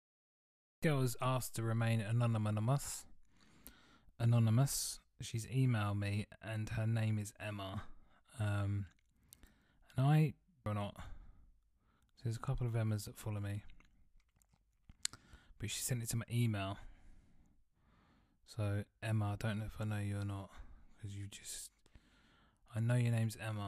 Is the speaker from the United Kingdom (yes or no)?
yes; Southend-on-Sea, East of England, United Kingdom; moved away; I'm going back to Southend-on-Sea, which is where I'm from